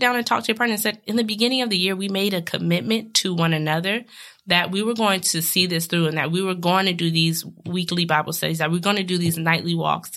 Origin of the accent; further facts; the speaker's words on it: West Coast, United States; moved away; I'm from the West Coast